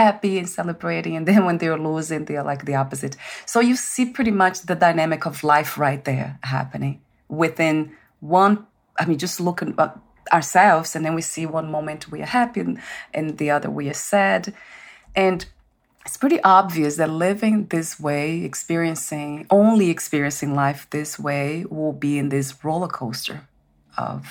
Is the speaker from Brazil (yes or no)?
yes; Brazil; I'm from Brazil